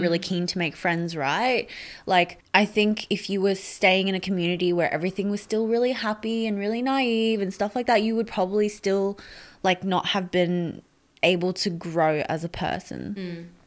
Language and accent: English; Brisbane, Queensland, Australia; also born or lived in Sydney, New South Wales; my parents never bought a restaurant in Brisbane and we moved up from Sydney